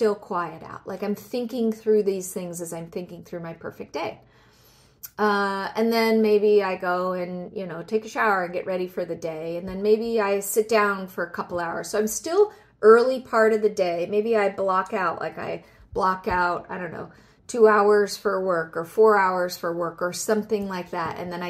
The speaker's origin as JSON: {"language": "English", "region": "Southern California", "country": "United States", "moved": "yes", "said": "I'm originally from Southern California"}